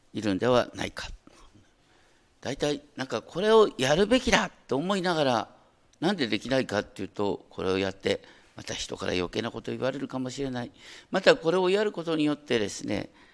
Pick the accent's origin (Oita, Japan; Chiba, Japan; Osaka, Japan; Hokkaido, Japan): Hokkaido, Japan; 北海道の出身だからね